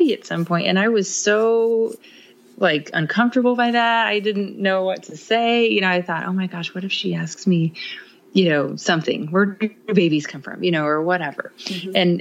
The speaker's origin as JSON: {"language": "English", "region": "Midwest", "country": "United States", "said": "we are from the Midwest"}